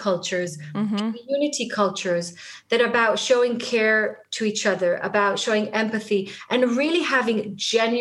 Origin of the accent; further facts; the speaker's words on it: Tel Aviv, Tel Aviv District, Israel; first language Hebrew; English is a second language; moved away as an adult; now in London, United Kingdom; I'm a native kind of Hebrew speaker. I was born in Israel, in Tel Aviv. Most of my life, I lived in Israel